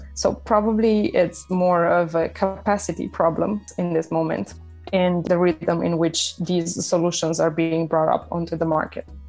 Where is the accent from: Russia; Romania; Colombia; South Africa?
Romania; moved away as an adult; when I was transitioning from Romania to moving abroad